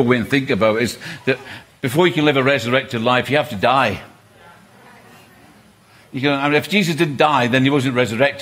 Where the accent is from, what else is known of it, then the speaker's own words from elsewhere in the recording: Scotland, United Kingdom; I'm from Scotland